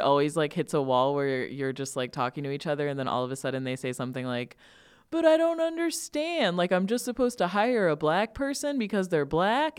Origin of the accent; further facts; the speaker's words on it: Northern Illinois, United States; I grew up here in Northern Illinois